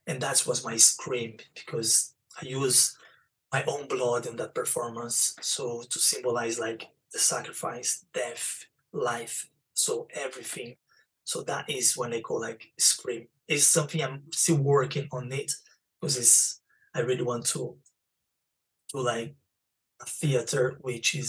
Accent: Brazil; English is a second language; also born or lived in Spain; now in London, United Kingdom; because I'm from Brazil and I speak Spanish, the accent.

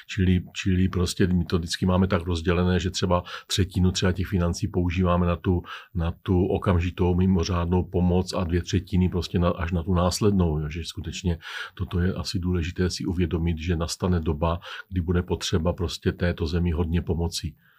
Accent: Czechia

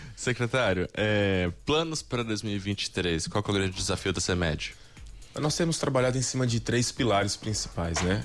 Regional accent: São Paulo, Brazil; moved away; sou do estado de São Paulo

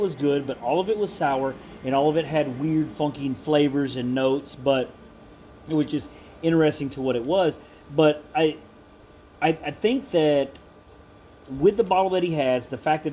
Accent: Texas, United States; being Texan

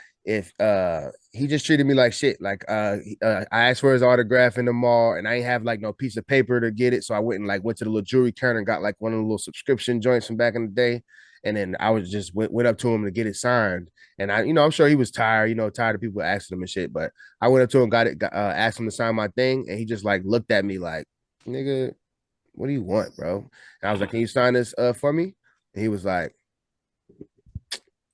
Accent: Newport News, Virginia, United States; moved away; also born or lived in upstate New York; I'm from Virginia, grew up in Virginia and upstate New York, but in VA, I'm from Newport News

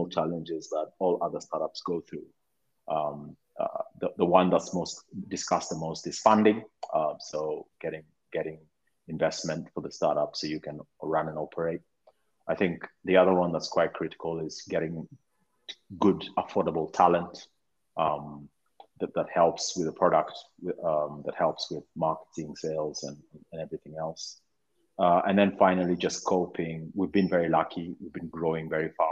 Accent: Kenya; moved away as an adult; also born or lived in United Kingdom; I was actually born and raised in Kenya. I went to study maths in the UK quite young

